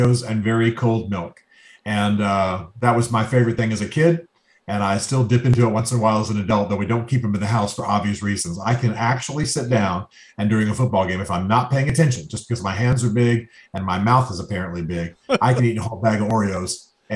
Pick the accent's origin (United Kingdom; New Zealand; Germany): Germany; moved away; I grew up in Germany